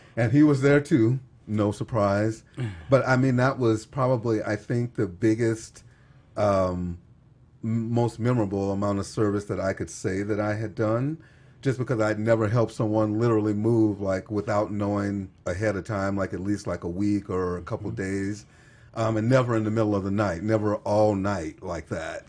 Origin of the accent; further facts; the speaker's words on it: Texas, United States; moved away as an adult; now in Utah, United States; I'm from Texas